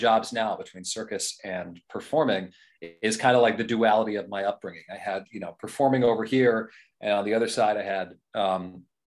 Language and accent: English; New Jersey, United States; now in Boston, United States; I grew up mostly in Jersey